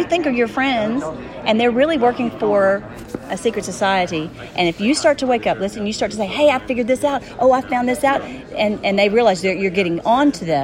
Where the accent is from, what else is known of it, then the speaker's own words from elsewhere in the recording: Nashville, Tennessee, United States; moved away; I'm originally from Nashville